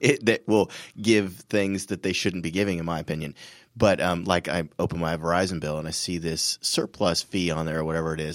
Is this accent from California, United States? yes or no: yes; California, United States; I'm from California